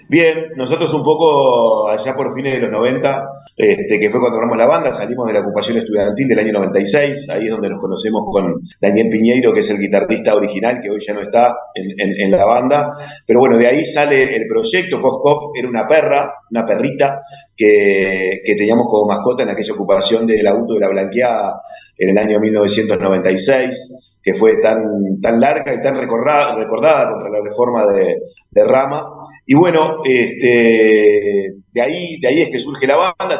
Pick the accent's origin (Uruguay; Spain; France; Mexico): Uruguay; como muchos uruguayos